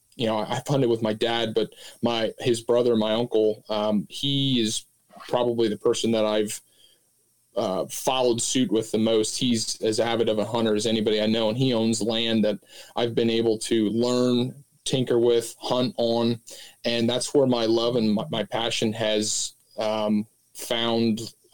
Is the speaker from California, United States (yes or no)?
no; Pennsylvania, United States; I'm located down here in Southeast Pennsylvania. I grew up, I could almost see Cabela's from the house I grew u